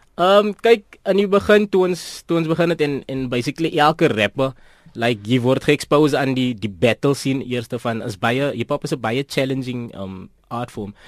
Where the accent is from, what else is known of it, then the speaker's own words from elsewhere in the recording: Port Elizabeth, Eastern Cape, South Africa; ek is van PE, uh, Port Elizabeth, Bloemendal